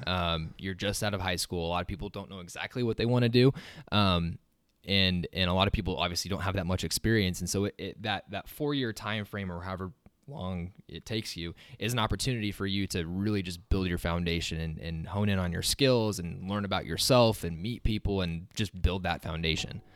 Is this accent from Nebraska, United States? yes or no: yes; Waverly, Nebraska, United States; I'm from Waverly originally, just right up the road from here